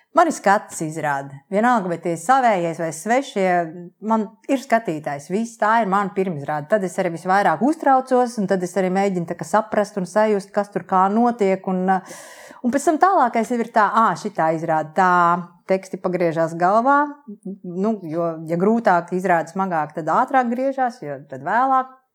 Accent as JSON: {"language": "Latvian", "town": "Liepāja", "region": "Kurzeme", "country": "Latvia", "tie": "born or raised there", "also_born_or_lived": "Riga", "moved": "as an adult", "said": "Esmu patriotiskā liepainiece, es piedzimu Lietpājā un Lietpājā nodzīvoju absolūtā pārliecībā, ka te es arī palikšu"}